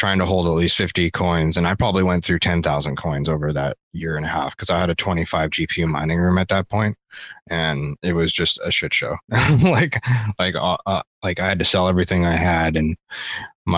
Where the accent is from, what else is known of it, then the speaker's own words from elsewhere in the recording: Abbotsford, British Columbia, Canada; moved away; I'm from Abbotsford